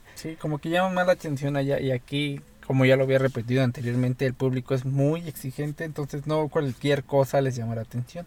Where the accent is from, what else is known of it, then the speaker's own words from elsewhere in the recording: Mexico; los mexicanos somos